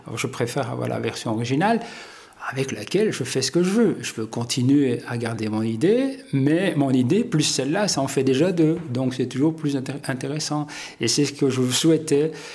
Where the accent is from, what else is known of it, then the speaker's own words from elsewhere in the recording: Hainaut, Wallonia, Belgium; Je suis né dans le Hainaut par le plus grand des hasards